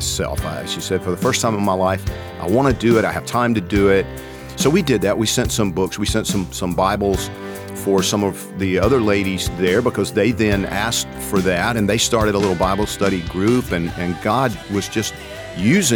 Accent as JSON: {"language": "English", "region": "Georgia", "country": "United States", "moved": "yes", "said": "I'm from Georgia"}